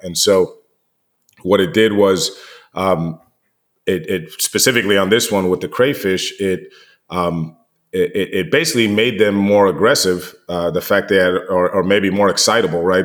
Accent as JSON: {"language": "English", "country": "United States", "said": "being American and, and living here"}